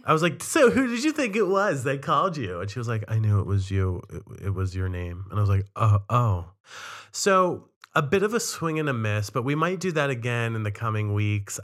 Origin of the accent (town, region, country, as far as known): Cumberland, Maryland, United States; born or raised there; now in Boston, United States